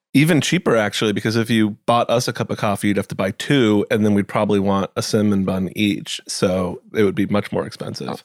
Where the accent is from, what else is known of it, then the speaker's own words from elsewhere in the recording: New England, United States; I grew up in New England